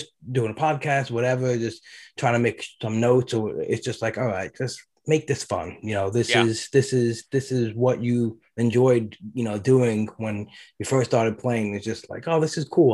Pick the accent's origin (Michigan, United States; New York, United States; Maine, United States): New York, United States; I grew up in New York.